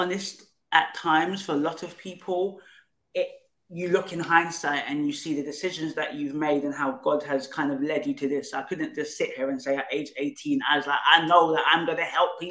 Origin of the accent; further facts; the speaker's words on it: Nigeria; now in United Kingdom; So it's a Igbo Nigerian name. I come from Nigeria, but live in the UK